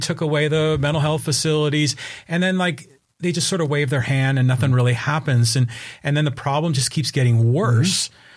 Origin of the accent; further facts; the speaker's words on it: Poway, California, United States; here in my hometown of Poway